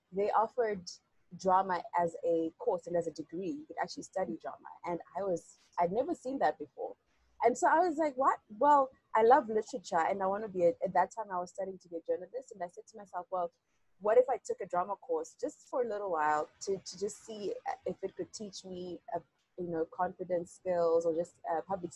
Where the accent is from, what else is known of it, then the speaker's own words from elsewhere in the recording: Zimbabwe; I'm a young woman from Zimbabwe